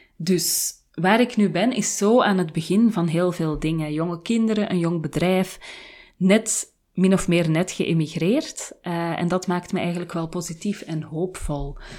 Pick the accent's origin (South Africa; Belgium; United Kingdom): Belgium; Flanders; moved away as an adult; now in Haarlem, Netherlands; in een land waar ik niet geboren ben, want ik ben Vlaams. En de grenzen met mijn thuisland zijn zo goed als dicht